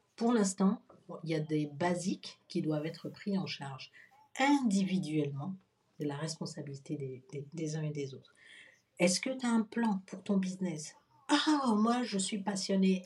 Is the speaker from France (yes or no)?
no; Benin; je suis béninois